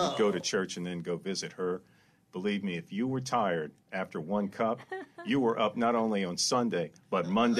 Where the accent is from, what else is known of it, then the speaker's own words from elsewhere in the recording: Lafayette, Louisiana, United States; My neighbors, the Baudouins, growing up in Lafayette